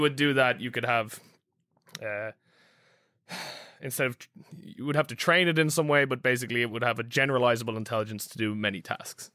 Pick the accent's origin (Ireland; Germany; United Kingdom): Ireland; I'm Irish